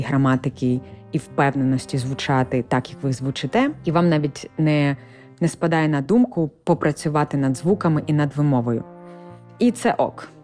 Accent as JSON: {"language": "Ukrainian", "country": "Ukraine", "accent": "Ukrainian", "first_language": "Ukrainian", "moved": "as an adult", "lives_now": "United States", "said": "з України"}